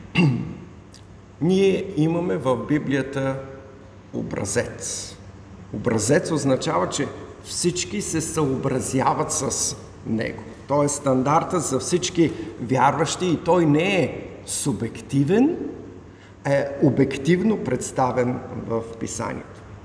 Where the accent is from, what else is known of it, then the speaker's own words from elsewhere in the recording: Bulgaria; Ние като българи сме родени тук в България, имаме българско гражданство.